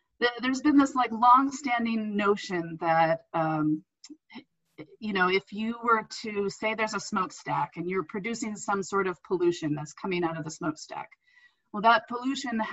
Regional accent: Indiana, United States; moved away as an adult; I grew up in Indiana

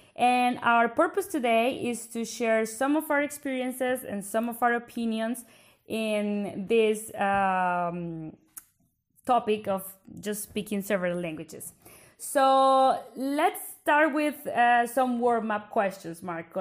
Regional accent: Bogota, Bogotá Capital District, Colombia; accent: Colombian Spanish; first language Spanish; English is a second language; moved away as an adult; now in Belgium; I actually come from Colombia in South America, from the capital, which is Bogota.

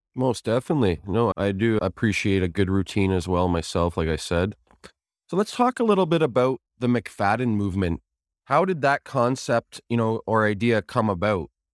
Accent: Kitchener, Ontario, Canada; moved away as an adult; now in Guelph, Canada; Kitchener, my hometown

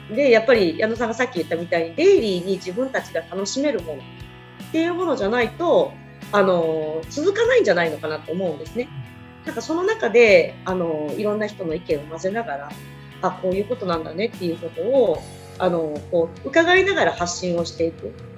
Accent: Kagawa, Japan; 私、香川県なんですけど

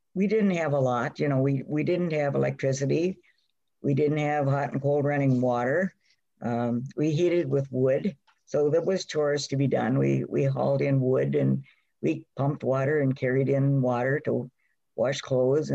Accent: Swanburg, Minnesota, United States; also born or lived in Wisconsin / Crosslake, Minnesota; we moved up here in 1927, and we lived just north of the Whitefish Chain

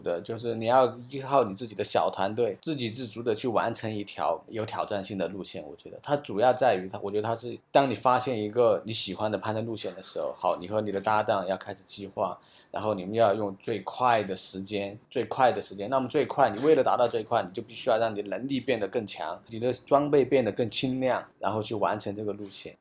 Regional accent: Sichuan, China; 我是四川人，我是四川人

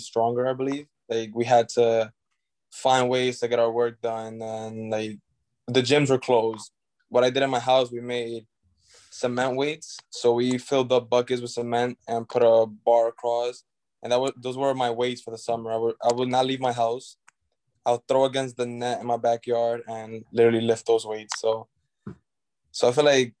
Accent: New York, United States; I grew up in New York and played in PSAL

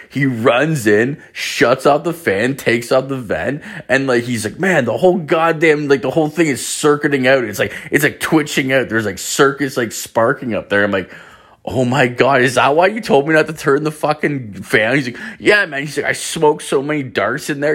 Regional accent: Ireland; moved away; I am Irish, I'm from the Emerald Isle

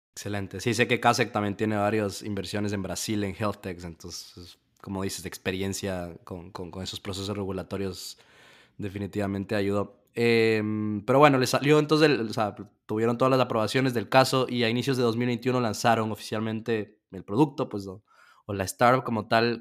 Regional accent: Ecuador; de donde soy yo en Ecuador

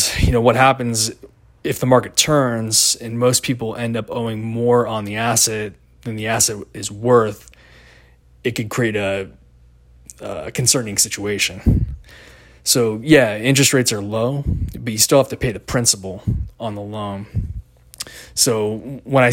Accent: Seattle, Washington, United States; I grew up in the Seattle area

